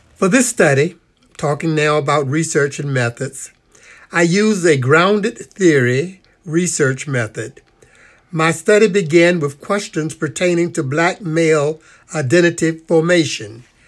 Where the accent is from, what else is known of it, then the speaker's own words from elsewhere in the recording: Norfolk, Virginia, United States; I was born in Norfolk, Virginia, 1944